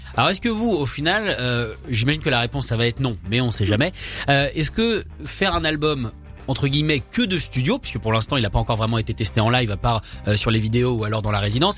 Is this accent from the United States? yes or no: yes; United States; quand on est américain